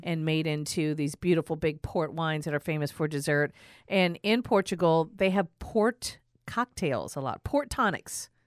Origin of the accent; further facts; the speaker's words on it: New York, United States; I'm from New York.